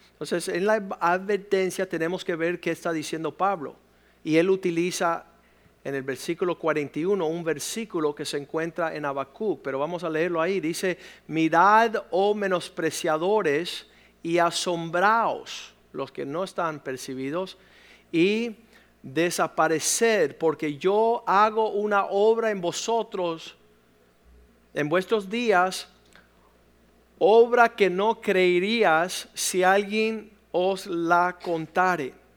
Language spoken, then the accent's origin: Spanish; Cuba; moved away; En el país de donde provengo, de donde vienen mis padres, que es Cuba